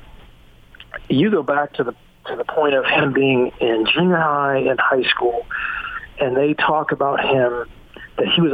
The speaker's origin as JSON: {"language": "English", "town": "Morgantown", "region": "West Virginia", "country": "United States", "also_born_or_lived": "Salt Lake City, Utah", "said": "I'm from Morgantown, mm-hmm. and I lived out in Salt Lake City for a period of time"}